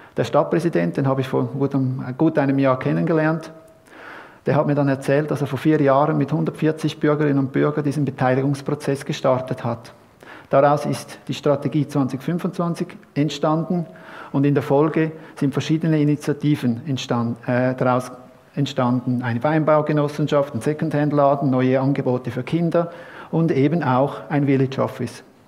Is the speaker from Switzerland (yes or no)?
yes; Horgen, Zurich, Switzerland; in meiner Gemeinde, wo ich herkomme, aus Horgen